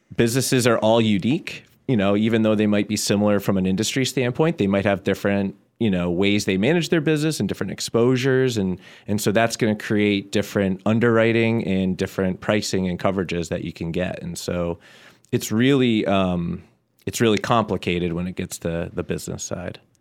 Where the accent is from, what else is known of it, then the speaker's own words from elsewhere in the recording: Southampton, Massachusetts, United States; I'm from Southampton, born and raised. Still live there now